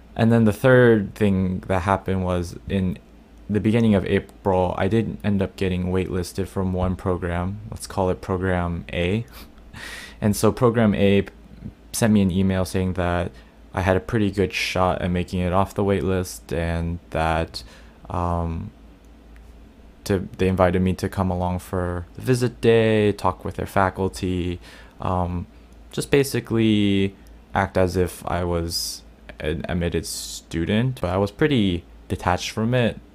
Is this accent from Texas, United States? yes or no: yes; Dallas, Texas, United States; now in New York, United States; my hometown in Dallas